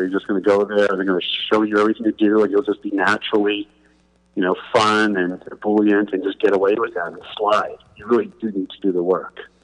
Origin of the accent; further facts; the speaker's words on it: New York City, New York, United States; I'm from Queens, New York